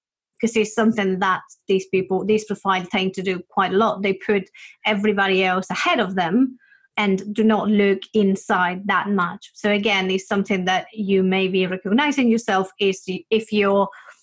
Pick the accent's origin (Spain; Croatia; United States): Spain; I come from Spain